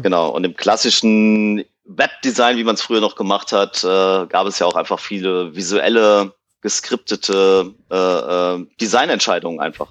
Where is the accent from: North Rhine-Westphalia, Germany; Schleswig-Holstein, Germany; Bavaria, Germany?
North Rhine-Westphalia, Germany; Cologne; aus Köln